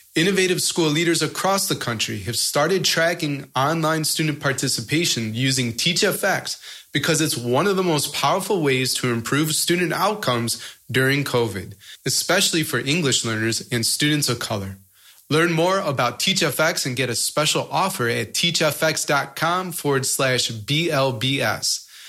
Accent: United States; being an American

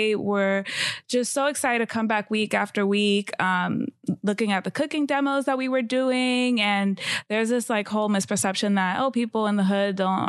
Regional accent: New York City, New York, United States; I'm from the Bronx.

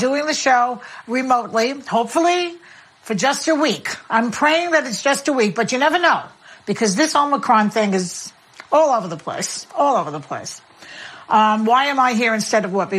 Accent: Florida, United States; my home state of Florida

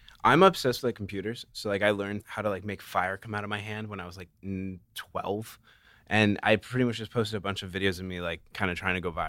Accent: Carlsbad, California, United States; I'm from Carlsbad, which okay. is like in San Diego.

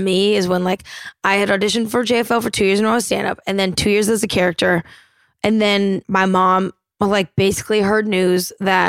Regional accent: Portland, Oregon, United States; I grew up in a cul-de-sac outside of Portland and my parents taught us to ski really young

